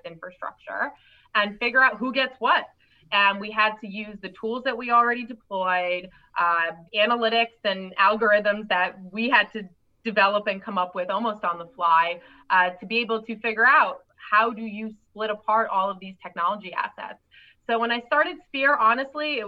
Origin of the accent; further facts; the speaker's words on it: New York, United States; I'm a New Yorker.